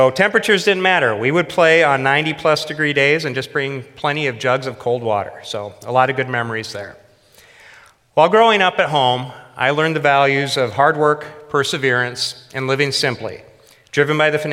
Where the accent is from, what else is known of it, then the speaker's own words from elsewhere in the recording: Rickardsville, Iowa, United States; also born or lived in Dubuque, Iowa; I'm the oldest of three boys, with Keith and Kenny being my younger brothers. We grew up in Rickardsville, which is a town of about 200 people, 15 miles northwest of Dubuque